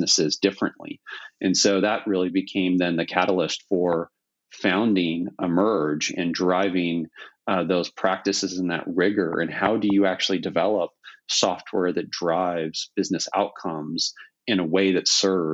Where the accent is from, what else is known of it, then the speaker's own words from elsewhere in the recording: Silicon Valley, California, United States; growing up in Silicon Valley